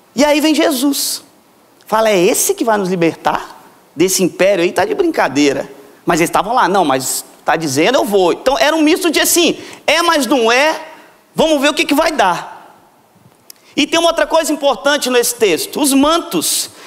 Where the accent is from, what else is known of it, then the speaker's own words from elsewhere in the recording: Vitória, Espírito Santo, Brazil; Eu vim lá de Vitória, que tem muqueca capixaba